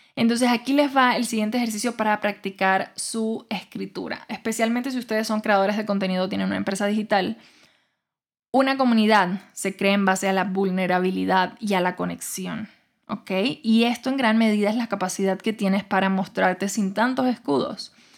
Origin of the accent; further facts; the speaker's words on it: Cuba; moved away as an adult; yo nací, crecí en Cuba y me fui de Cuba hasta los 21 años